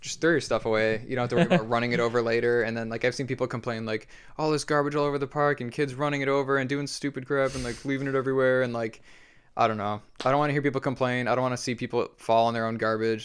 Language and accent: English; Rochester Hills, Michigan, United States; born or raised there; moved away